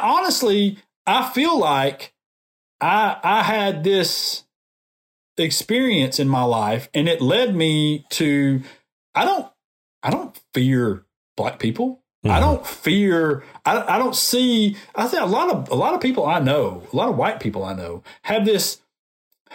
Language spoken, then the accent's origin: English; Decatur, Alabama, United States; born or raised there; now in Montgomery, United States